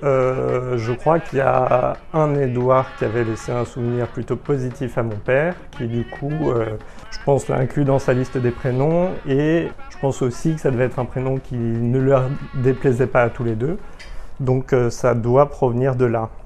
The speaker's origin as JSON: {"language": "French", "country": "Martinique", "tie": "born or raised there", "said": "J'ai grandi à Martinique"}